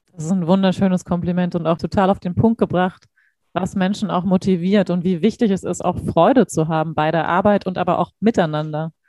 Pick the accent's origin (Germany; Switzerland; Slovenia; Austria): Germany; Hamburg; für uns Hamburger